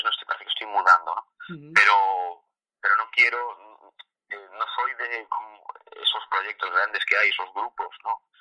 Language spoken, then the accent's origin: Spanish; Vigo, Galicia, Spain; yo soy de Vigo y fuimos a Madrid